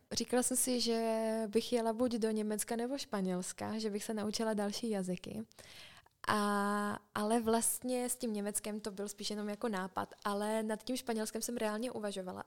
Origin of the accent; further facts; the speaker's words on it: Czechia; moved away as an adult; jsem z Česka